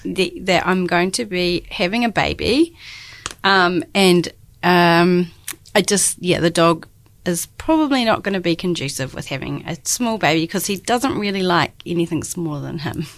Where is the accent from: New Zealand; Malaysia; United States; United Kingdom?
New Zealand; Christchurch, Canterbury; moved away as an adult; now in Dunedin, New Zealand; I'm born and bred in Christchurch, and I've been in Dunedin the last ten years